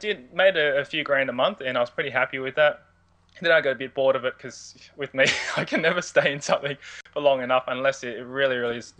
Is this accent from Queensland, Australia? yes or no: no; Sydney, New South Wales, Australia; Where I started was I was born and raised in Sydney. I've been a Sydney boy pretty much all my life.